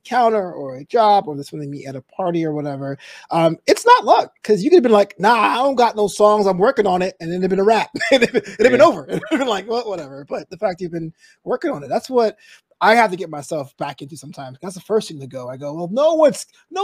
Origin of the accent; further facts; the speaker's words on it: New York City, New York, United States; moved away; I'm originally from Brooklyn